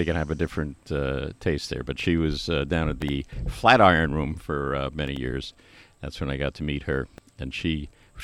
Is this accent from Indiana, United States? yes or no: no; Long Island, New York, United States; I'm from Long Island, New York